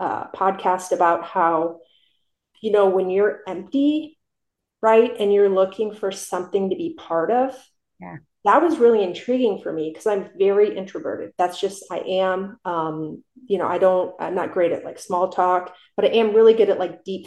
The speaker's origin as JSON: {"language": "English", "region": "South Dakota", "country": "United States", "tie": "born or raised there", "also_born_or_lived": "Kansas City", "moved": "yes", "lives_now": "Scottsdale, United States", "said": "I grew up in South Dakota."}